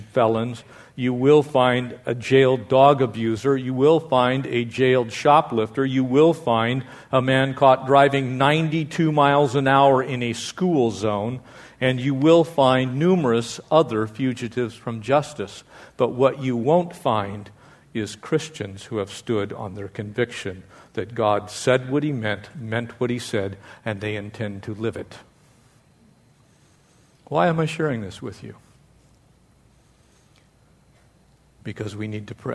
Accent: United States; we as the American people

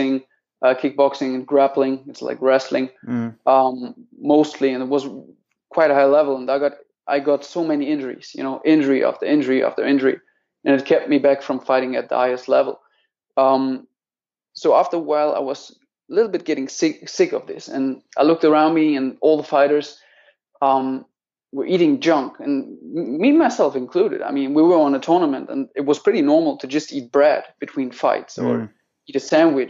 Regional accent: Menden, North Rhine-Westphalia, Germany; near Dortmund. It's called Menden. But nobody knows

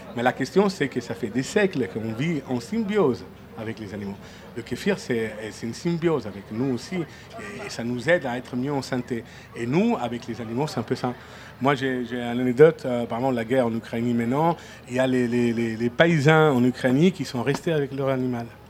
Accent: Friuli-Venezia Giulia, Italy; French is a second language; also born or lived in Venice / Mimet; now in France; c'est chez moi un peu. Moi, je viens du Frioul. Euh, Friuli Venezia, Giulia, donc euh, c'est à côté de Venise.

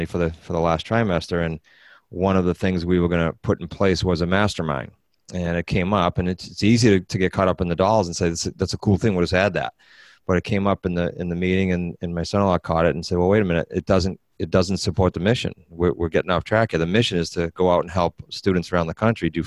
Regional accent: New England, United States; we're from England, New England

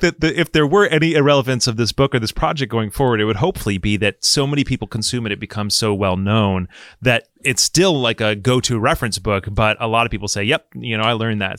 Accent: Michigan, United States; I grew up in Michigan

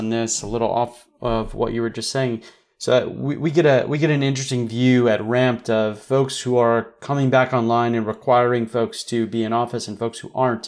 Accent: Midwest, United States; moved away; also born or lived in West Coast / Silicon Valley; growing up in the Midwest and being sort of like, you know, whatever you want to call it, an immigrant to the West Coast

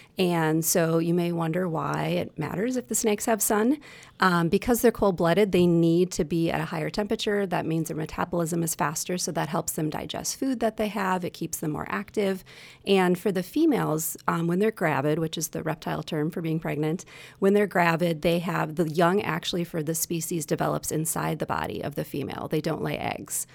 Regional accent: Wisconsin, United States; I'm from Wisconsin, born and raised here

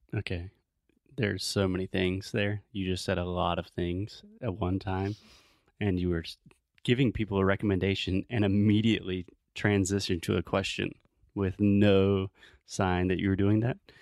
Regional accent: Spartanburg, South Carolina, United States; my hometown of Spartanburg, South Carolina

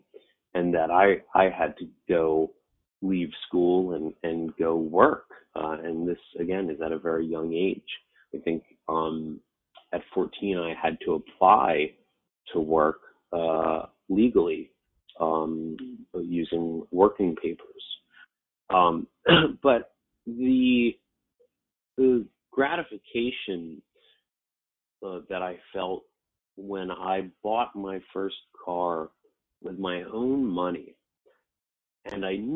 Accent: Westchester, New York, United States; Growing up in Westchester, it was a fairly well-off county

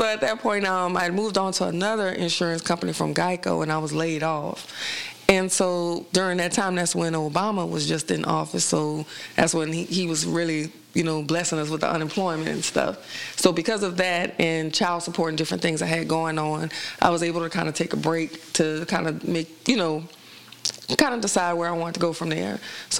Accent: New Orleans, Louisiana, United States; moved away as an adult; now in Dallas, United States; I'm originally from New Orleans, Louisiana. I moved to Dallas back in 2002, just for better opportunity.

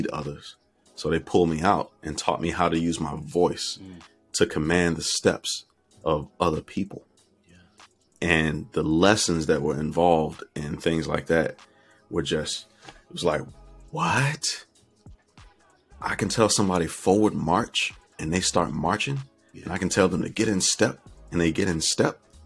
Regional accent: Fort Pierce, Florida, United States; growing up in Fort Pierce, Florida at that time

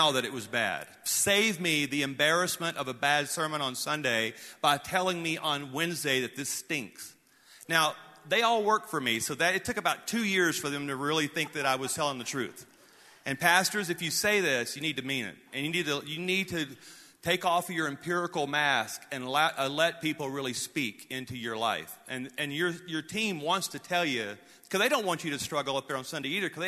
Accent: North Louisiana, United States; growing up in North Louisiana

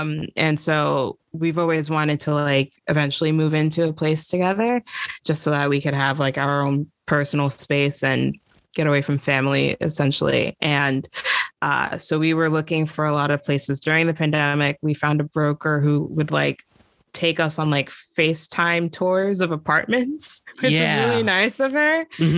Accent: New York City, New York, United States; now in Brooklyn, United States; I grew up on Staten Island

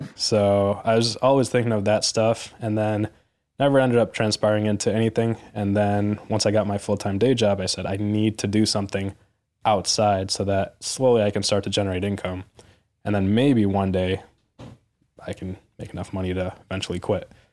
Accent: suburbs of Detroit, Michigan, United States; my hometown in the suburbs of Detroit

